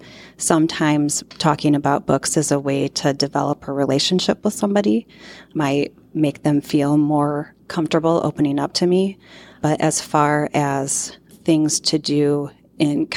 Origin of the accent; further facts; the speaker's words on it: Rochelle, Illinois, United States; also born or lived in Ohio; We moved from Ohio to Rochelle when I was in kindergarten, and I went to school at Central School and then Tilton, and at the time Rochelle Junior High School and Rochelle Township High School